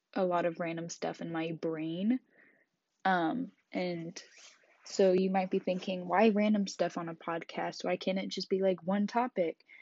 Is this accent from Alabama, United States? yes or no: no; Kansas, United States; I grew up in Kansas